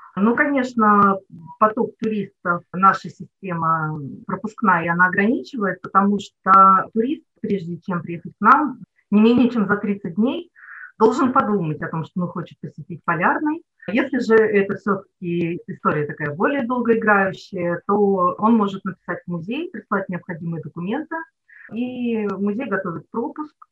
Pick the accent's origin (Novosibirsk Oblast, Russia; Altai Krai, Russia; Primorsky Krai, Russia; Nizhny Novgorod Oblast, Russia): Nizhny Novgorod Oblast, Russia; moved away as an adult; now in Polyarny, Russia; Я сама родилась не здесь, в Нижегородской области, и до 24 лет жила там.